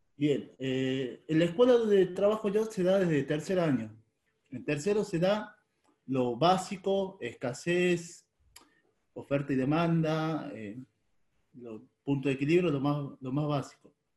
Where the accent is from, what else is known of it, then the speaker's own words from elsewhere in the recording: Tucumán, Argentina; moved away as an adult; now in Río Negro, Argentina; Yo soy de Tucumán y vivo en Río Negro.